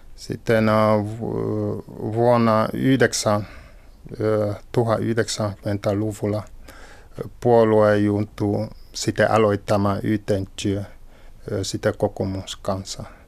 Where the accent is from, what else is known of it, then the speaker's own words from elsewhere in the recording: Cameroon; Finnish is a second language; moved away as an adult; now in Finland; Olen syntynyt Kamerunissa.